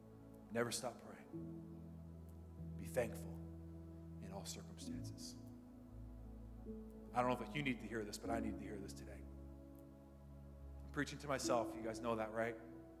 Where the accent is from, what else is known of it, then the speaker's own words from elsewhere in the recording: London, United Kingdom; This is like, I grew up in London. This is like eye-opening for me